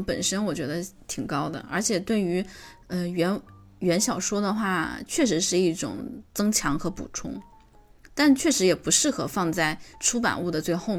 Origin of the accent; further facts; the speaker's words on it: China; 这为什？么是中国？我作为中国人，我也觉得很奇怪，为什么来中国